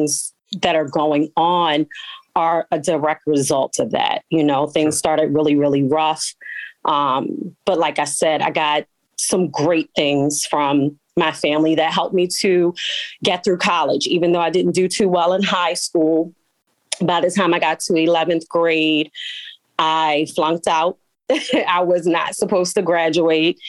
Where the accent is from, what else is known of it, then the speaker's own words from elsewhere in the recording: Baltimore, Maryland, United States; I am a Baltimore City native, born and raised West Side